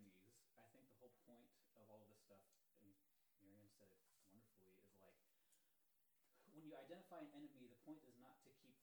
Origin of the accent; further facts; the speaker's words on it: United States; me as a white American man